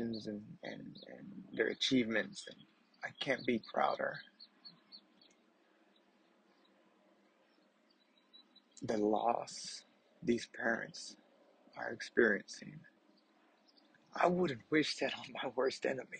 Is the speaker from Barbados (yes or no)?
no; a smaller town 40 miles past Uvalde, Texas, United States; moved away; I'm not from Uvalde, but I'm from a smaller town, 40 miles past Uvalde. I go through Uvalde when I go home to visit my family